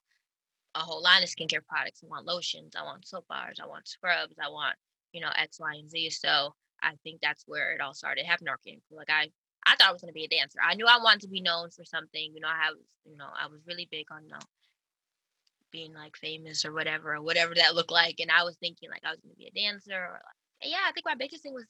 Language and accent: English; Buffalo, New York, United States; born and raised in Buffalo, New York